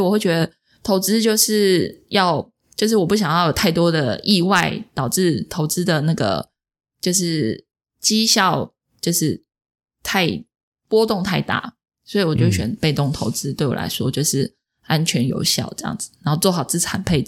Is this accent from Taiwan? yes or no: yes; Taipei, Taiwan; 我是台北万华人啊。